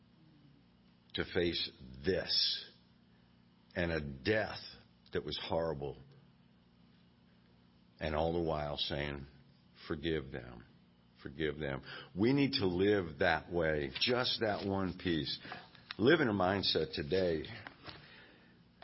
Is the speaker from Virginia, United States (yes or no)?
yes; Virginia, United States; I grew up in Virginia, and I came to faith at a revival